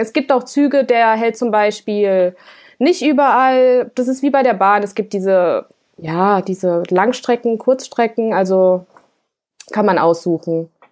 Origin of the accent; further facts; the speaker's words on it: Germany; ich als Deutsche in Russland